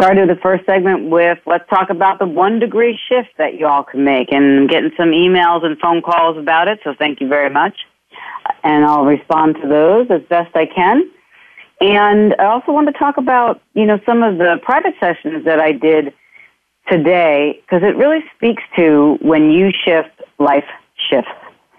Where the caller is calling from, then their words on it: Ireland; I'm calling in from Ireland myself, so hello to wherever you all are and will be.